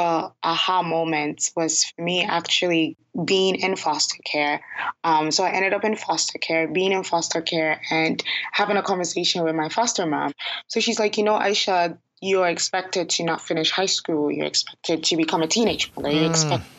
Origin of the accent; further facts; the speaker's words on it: Ghana; now in Toronto, Canada; Ghana, which happens to be my home country